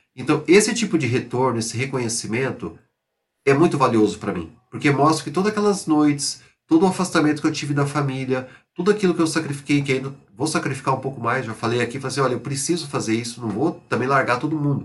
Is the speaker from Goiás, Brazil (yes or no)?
no; São José do Rio Preto, São Paulo, Brazil; eu jogava no futebol amador lá na minha cidade, São José do Rio Preto